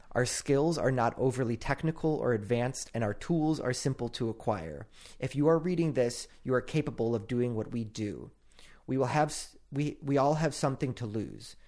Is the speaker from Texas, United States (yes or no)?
no; Illinois, United States; I'm also from Illinois